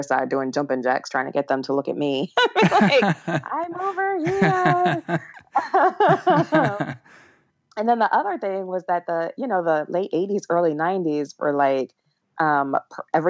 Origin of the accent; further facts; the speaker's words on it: Toledo, Ohio, United States; I grew up in Toledo, Ohio